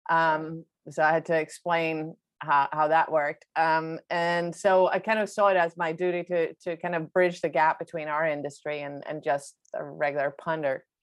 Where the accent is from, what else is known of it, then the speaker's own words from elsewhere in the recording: Sweden; English is a second language; moved away as an adult; also born or lived in New York; Um, so, I'm uh, from Sweden originally. I grew up and I'm born and raised in Sweden.